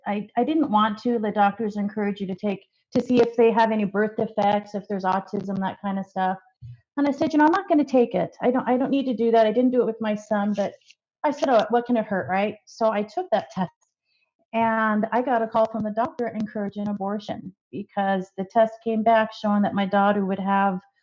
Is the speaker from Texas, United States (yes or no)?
no; Las Vegas, Nevada, United States; I grew up in Las Vegas, Nevada, and I was born there as well.